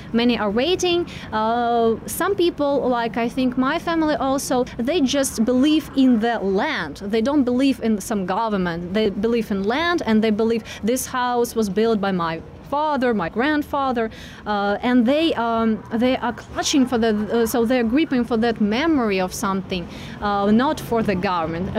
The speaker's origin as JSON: {"language": "English", "town": "Donetsk", "region": "Donetsk Oblast", "country": "Ukraine", "also_born_or_lived": "Mariupol, Ukraine", "second_language": "English", "moved": "as an adult", "lives_now": "Uzhhorod, Ukraine", "said": "in 2014, I came from Donetsk."}